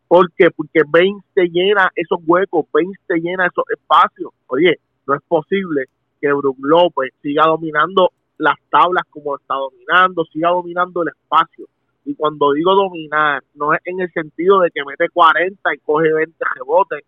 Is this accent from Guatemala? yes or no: no; Puerto Rico; como puertorriqueño